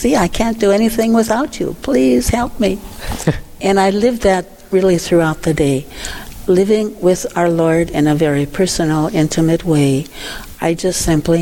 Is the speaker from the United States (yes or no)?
yes; New England, North Dakota, United States; now in Wahpeton, United States; I'm from New England, North Dakota, that little town south of Dickinson